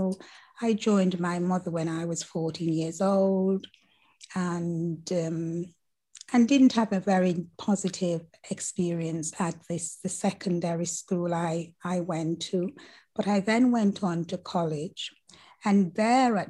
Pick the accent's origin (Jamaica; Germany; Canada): Jamaica; Mount Olive, Saint Catherine; I grew up in the Caribbean and the beautiful island of Jamaica, and one of the mountain regions, which is called Mount Olive, situated in one of the boroughs of St. Catherine